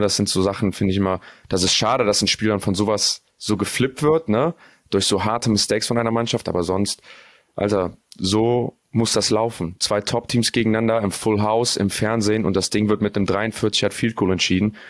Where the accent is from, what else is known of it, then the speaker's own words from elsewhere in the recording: North Rhine-Westphalia, Germany; ich komme aus NRW